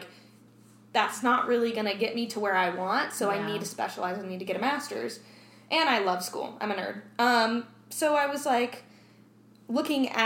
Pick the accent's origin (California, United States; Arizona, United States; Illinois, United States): Arizona, United States; born there; And I was born in Arizona. My dad still lives in Arizona.